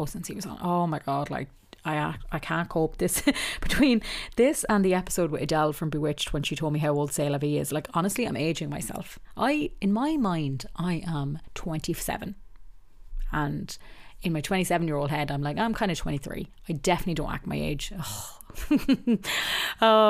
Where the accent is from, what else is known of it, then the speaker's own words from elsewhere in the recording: Ireland; I am Irish